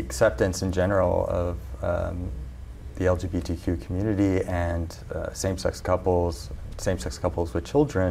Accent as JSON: {"language": "English", "town": "Palm Beach Gardens", "region": "Florida", "country": "United States", "tie": "born or raised there", "also_born_or_lived": "Jupiter, Florida", "moved": "as an adult", "said": "I grew up in Palm Beach Gardens and ended up in Jupiter for high school"}